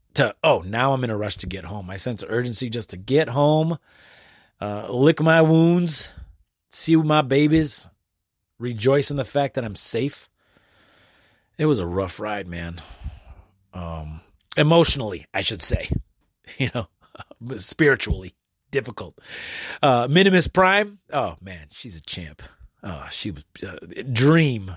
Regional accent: United States; also born or lived in Detroit area, Michigan; a natural born American citizen with a blue passport

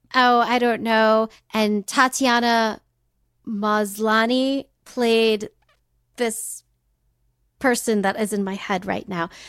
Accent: California, United States; I grew up in California

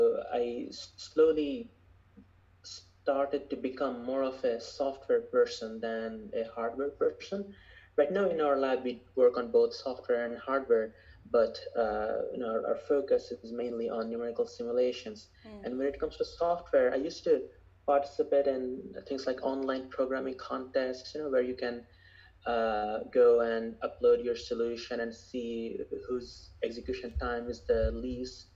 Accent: Bangladesh; moved away as an adult; also born or lived in Michigan, United States; now in Los Angeles, United States; I grew up in Bangladesh

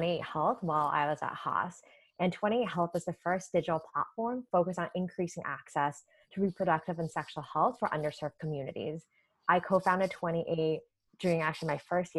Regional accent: Canada; moved away as an adult; also born or lived in New York; now in United States; it was also my first time living in the US. I'm originally from Canada.

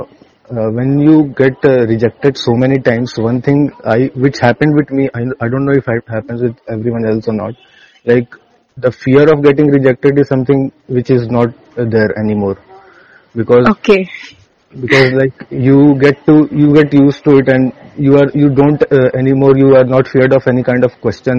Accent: Muzaffarpur, Bihar, India; I am from Muzaffarpur, Bihar

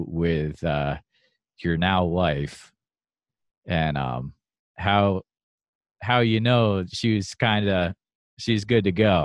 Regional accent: Western Massachusetts, United States; I'm from Western Mass myself

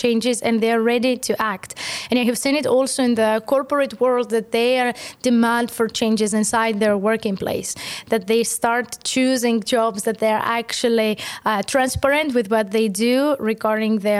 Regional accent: Greece; now in Estonia; I'm from Greece

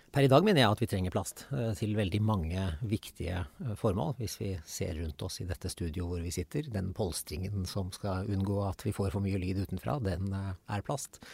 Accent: Nøtterøy, Vestfold, Norway; jeg vokste opp på Nøtterøy

